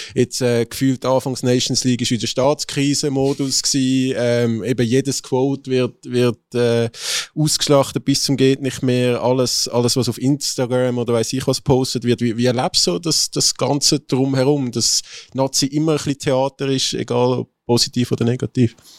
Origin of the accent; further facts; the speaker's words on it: Zurich, Switzerland; wenn man wie ich aus Zürich kommt